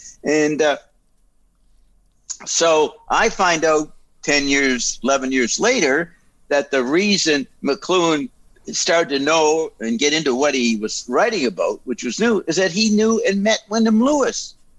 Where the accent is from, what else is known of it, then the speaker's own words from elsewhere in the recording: Paris, Île-de-France, France; born there; I was involved in intelligence way back in Europe because I was born in Paris.